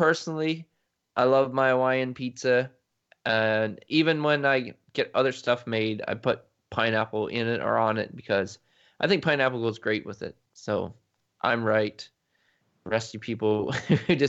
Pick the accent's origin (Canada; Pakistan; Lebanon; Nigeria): Canada; because I'm Canadian